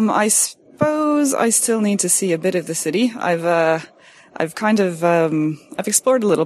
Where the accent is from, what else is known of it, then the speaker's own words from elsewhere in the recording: Canada; now in Ireland; Um, well, I'm born and raised in Canada, uh, moved to Ireland about 10 years ago, and uh, have called that my home since.